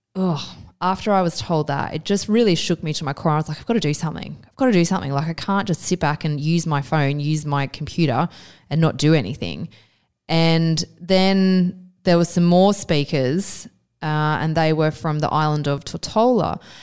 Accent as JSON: {"language": "English", "country": "Australia", "said": "I always thought of myself as an Australian citizen"}